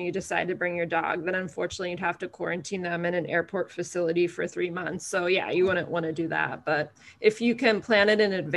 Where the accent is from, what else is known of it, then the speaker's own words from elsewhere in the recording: outside of Reading, Pennsylvania, United States; moved away as an adult; now in Honolulu, United States; I am originally from the East Coast. I grew up outside of Reading, Pennsylvania.